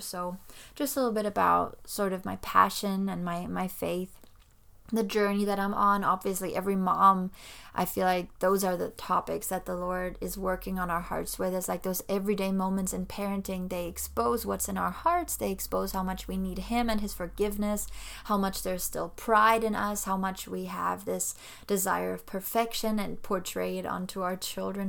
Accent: Germany; moved away as an adult; now in Florida, United States; I actually was born and raised in Germany, so I spent pretty much all my life over there.

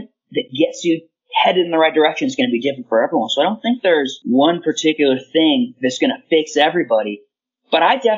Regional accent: United States; I can apply myself as an American for my country

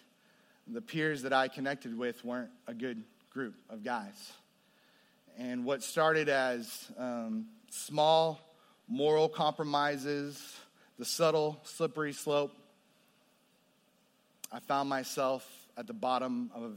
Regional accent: New Braunfels, Texas, United States; I grew up there before it was, before it exploded with the population that we see today

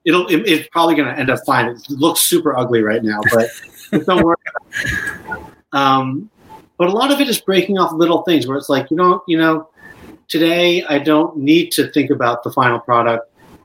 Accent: Boston, Massachusetts, United States; also born or lived in Chicago / Urbana-Champaign; And then they moved to Urbana-Champaign, and then I moved to Boston when I was about 5.

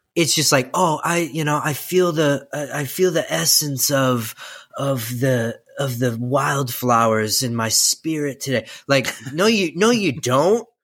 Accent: Midwest, United States; we are from the Midwest

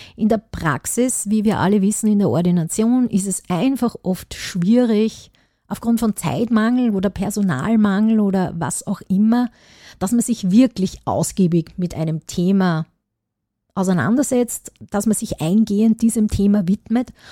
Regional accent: Upper Austria, Austria; ich komme aus Oberösterreich

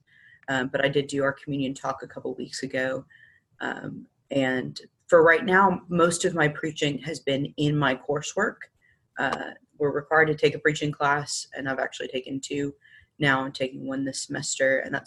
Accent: Long Island, New York, United States; now in Memphis, United States; I was born in Memphis, Tennessee, but I'm from Long Island, New York.

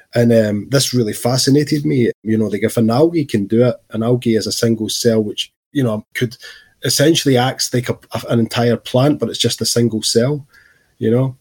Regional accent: Scotland, United Kingdom; growing up in Scotland in my teens.

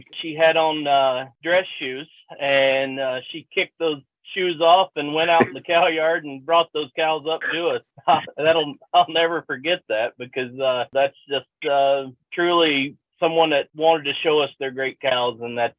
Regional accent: North Carolina, United States; moved away as an adult; also born or lived in Maryland; Growing up in North Carolina

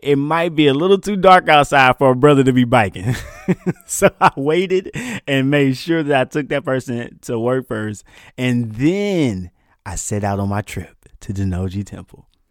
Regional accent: Texarkana, Texas, United States; moved away as an adult; also born or lived in Higashiosaka, Japan; I'm from East Texas, and if you don't know anything about East Texas, we got a lot of back roads and a lot of piney woods

